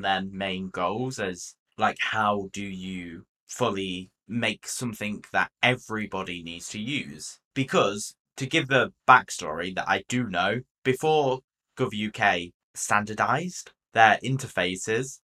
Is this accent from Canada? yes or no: no; United Kingdom